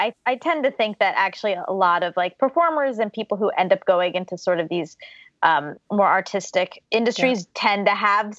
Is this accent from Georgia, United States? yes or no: yes; Georgia, United States; born there; So I was born in Georgia to my mom, who is a computer programmer, and my dad, who's an engineer.